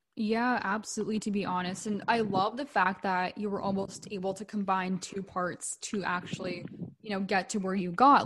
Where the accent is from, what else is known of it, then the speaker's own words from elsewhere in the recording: Vancouver, British Columbia, Canada; also born or lived in Calgary; I'm from Vancouver, BC